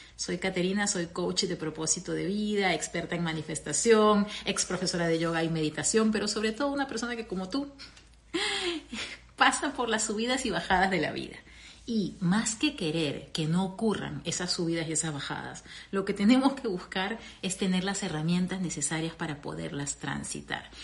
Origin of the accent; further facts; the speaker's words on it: Peru; moved away as an adult; also born or lived in Venezuela; now in United States; mi país, Perú